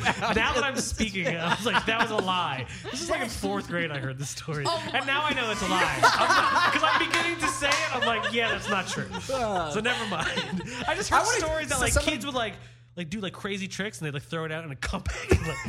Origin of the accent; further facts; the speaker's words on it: New York, United States; as a New Yorker, it's like a lot of people give me shit for living on the west side.